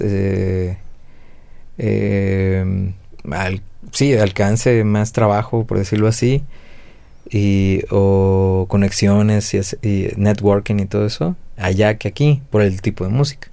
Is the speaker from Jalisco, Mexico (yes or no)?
yes; Guadalajara, Jalisco, Mexico; yo que soy de acá de Guadalajara también